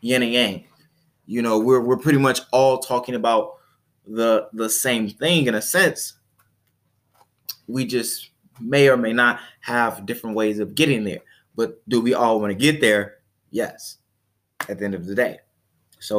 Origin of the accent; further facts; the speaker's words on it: Chicago, Illinois, United States; I'm from Chicago